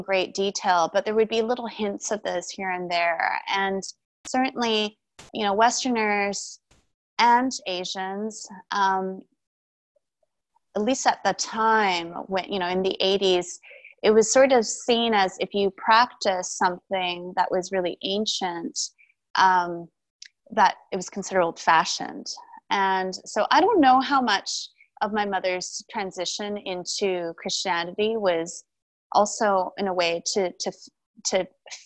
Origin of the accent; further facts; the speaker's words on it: Vancouver, British Columbia, Canada; also born or lived in Taipei, Taiwan; I was born in Taipei, Taiwan, and I immigrated to Vancouver, Canada when I was 2.